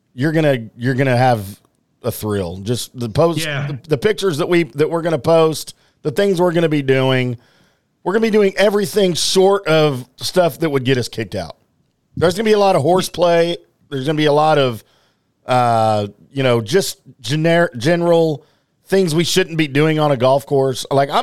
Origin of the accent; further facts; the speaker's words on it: the Bayou, Louisiana, United States; now in Dallas, United States; down in the Bayou, my hometown, kind of my hometown.